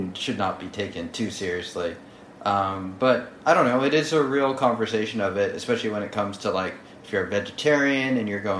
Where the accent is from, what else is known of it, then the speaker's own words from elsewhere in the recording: United States; as an American